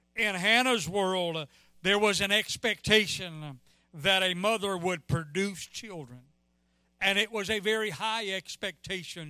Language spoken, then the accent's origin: English; Mississippi, United States; I'm from Mississippi